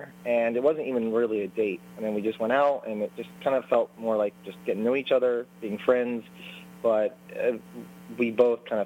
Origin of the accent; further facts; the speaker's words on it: Florida, United States; I'm from Florida